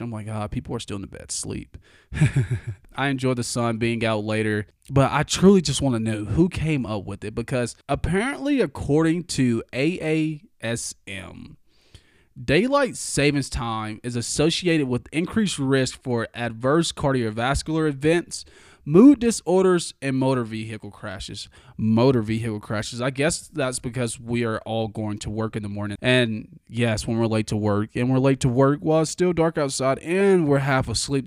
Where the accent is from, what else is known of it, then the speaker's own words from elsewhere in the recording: the South, United States; I'm from the South